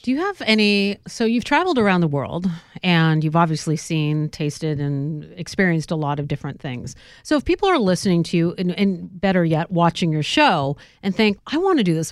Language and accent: English; Northern California, United States; I'm from Northern California